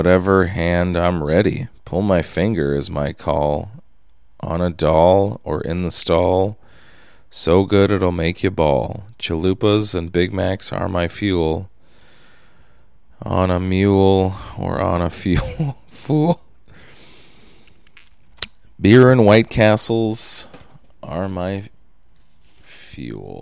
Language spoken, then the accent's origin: English; Minnesota, United States; also born or lived in Indiana; I was raised in Minnesota and graduated from the U of M, so I'm legally a Gopher.